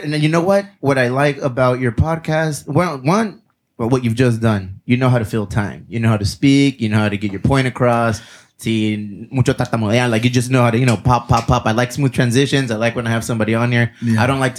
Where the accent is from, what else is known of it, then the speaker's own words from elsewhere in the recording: Chula Vista, California, United States; Coming from here, South San Diego. It's like... We know who we are. We know what we're about. And I always tell people, and they say, where are you from? I'm from Chula Vista.